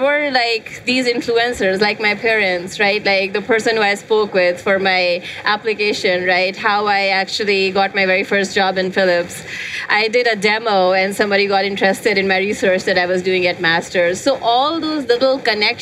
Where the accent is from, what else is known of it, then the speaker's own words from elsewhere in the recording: India; moved away as an adult; now in United States; I grew up in India. I came to US like almost 20 years back.